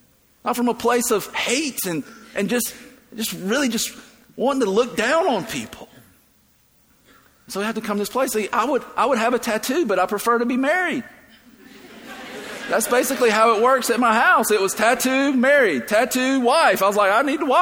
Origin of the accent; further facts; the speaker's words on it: the South, United States; I grew up in the South